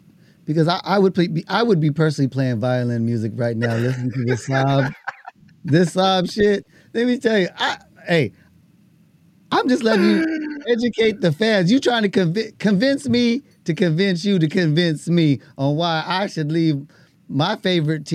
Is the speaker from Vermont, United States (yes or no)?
no; New York, United States; moved away; I was born in New York